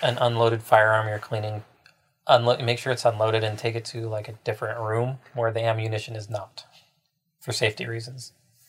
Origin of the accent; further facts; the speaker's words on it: Kitsap County, Washington, United States; also born or lived in Portland; I grew up in Kitsap County, which is the one east of Mason County.